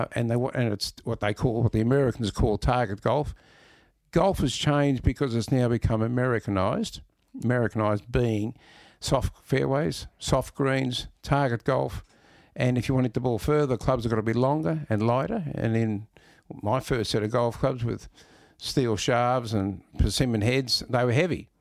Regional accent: Melbourne, Victoria, Australia; I was born in Elstonwick, lived in Corfu all my life or junior life

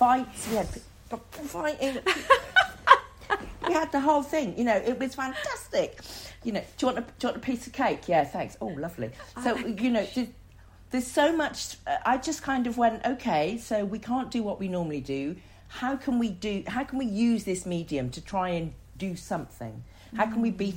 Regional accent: the Cotswolds, South West England, United Kingdom; I'm a young black girl growing up in the Cotswolds in the 70s

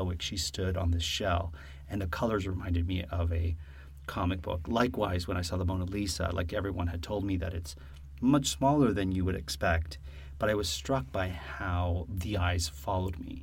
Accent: Woodbridge, Ontario, Canada; I'm from a town or a hamlet called Woodbridge, Ontario

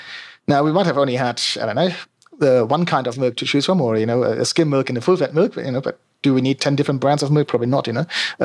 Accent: on the Baltic coast north of Berlin, Mecklenburg-Vorpommern, Germany; English is a second language; moved away as an adult; not very hard to tell from my accent. I was born and bred in Germany, northeastern Germany, which probably doesn't mean much to people, let's say, but if you roughly know where Berlin is and you go straight north until you hit the water, the Baltic Sea, that's kind of where I'm from

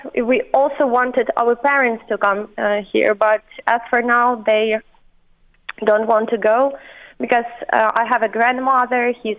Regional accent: Chernobyl, Kyiv Oblast, Ukraine; now in Ireland; firstly, we went to Chernobyl, to my hometown. We wanted to stay there but actually it's not really safe too.

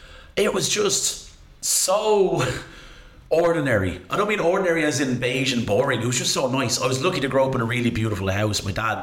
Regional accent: Rush, Leinster, Ireland; Growing up in Rush was great.

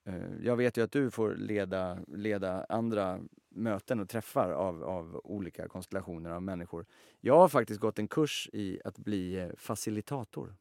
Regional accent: Sweden; vi är alla, vi är svenskar och svenska på det sättet att i alla fall jag är uppväxt med

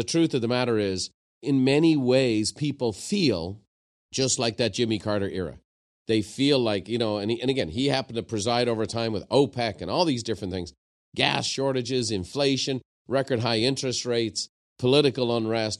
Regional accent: Ireland; I'm from Ireland

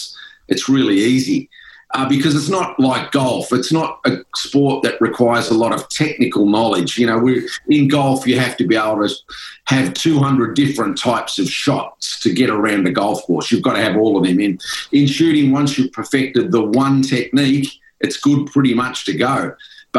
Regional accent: Ballarat, Victoria, Australia; I was pretty keen on football growing up in Ballarat

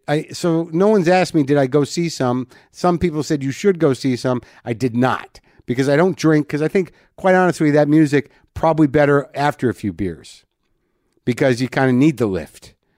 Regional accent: New Mexico, United States; moved away; I, I d, literally don't know any Spanish, even though I grew up in New Mexico.

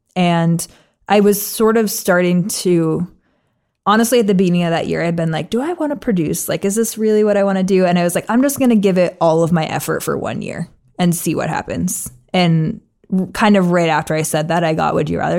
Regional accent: New England, United States; I'm from New England

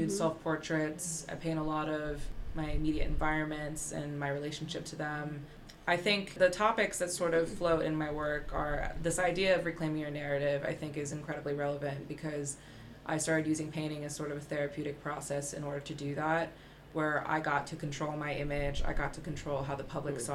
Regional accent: Towson, Maryland, United States; moved away as an adult; also born or lived in Baltimore, Maryland; now in London, United Kingdom; I'm from Baltimore, Maryland, where I grew up. Well, I grew up in Towson, which is like 8 minutes outside of it

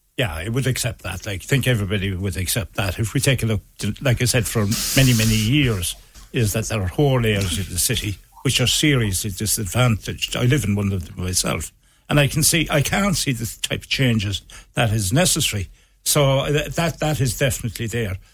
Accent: Ireland; I grew up as an Irish

